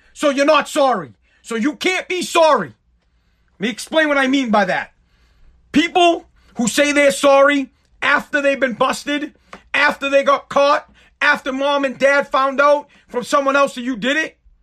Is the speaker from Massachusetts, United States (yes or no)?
yes; Woburn, Massachusetts, United States; moved away as an adult; I'm from Woburn, Massachusetts. I lived there my whole, um, life. I don't live there now